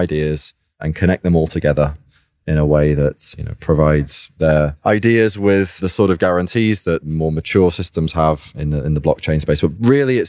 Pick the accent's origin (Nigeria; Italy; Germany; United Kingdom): United Kingdom; I'm a British-born computer programmer